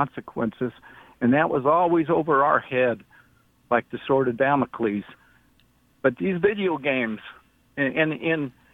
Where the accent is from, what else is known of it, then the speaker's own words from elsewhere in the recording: Christian County, Kentucky, United States; now in Texas, United States; I'm from Christian County, Kentucky, originally